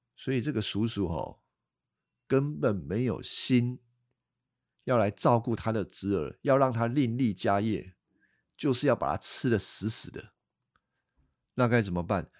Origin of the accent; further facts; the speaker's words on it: Taiwan; accent: Taiwanese Mandarin; 我老婆说我有台湾国语，啊，我也改不回来了